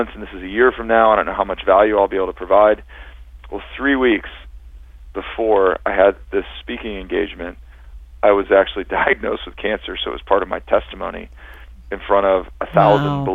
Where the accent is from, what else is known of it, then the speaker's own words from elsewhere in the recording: Cincinnati, Ohio, United States; moved away as an adult; now in Northern California, United States; all of my hometown favorites and friends and University of Cincinnati